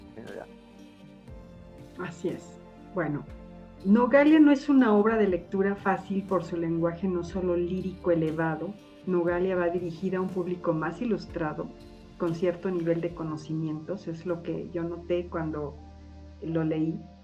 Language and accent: Spanish; Mexico